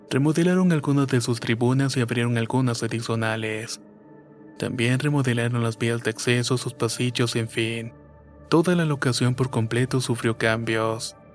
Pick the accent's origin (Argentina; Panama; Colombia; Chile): Chile; soy chileno y soy super hincha del Colo Colo.